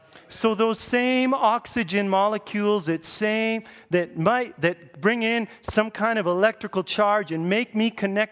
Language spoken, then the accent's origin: English; Grand Prairie, United States; hey, I'm from Grand Prairie. It's a small town.